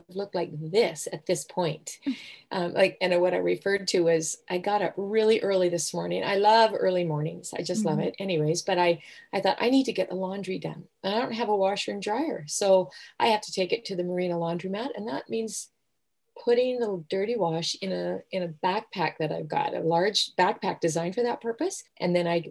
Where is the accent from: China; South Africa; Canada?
Canada; Southern Alberta; now in Vancouver, Canada; I grew up in Southern Alberta on the prairies